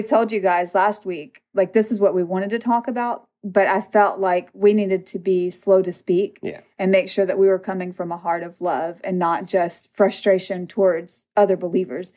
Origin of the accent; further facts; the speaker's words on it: Mississippi, United States; I'm from Mississippi